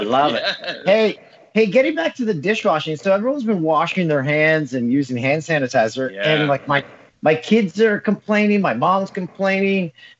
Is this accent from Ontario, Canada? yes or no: yes; Peterborough, Ontario, Canada; like I was in my hometown of Peterborough, my cousin runs a restaurant there called The Pin.